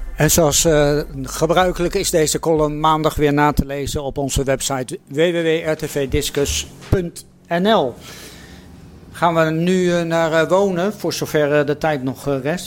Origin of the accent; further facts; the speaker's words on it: The Hague, South Holland, Netherlands; ik ben geboren en getogen Hagenaar